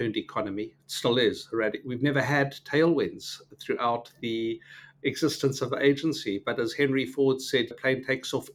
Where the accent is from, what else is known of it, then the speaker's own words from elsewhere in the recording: Port Elizabeth, Eastern Cape, South Africa; I come from Port Elizabeth, now Qabeja